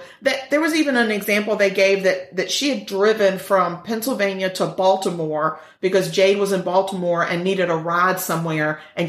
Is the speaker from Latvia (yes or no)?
no; United Kingdom; because I'm British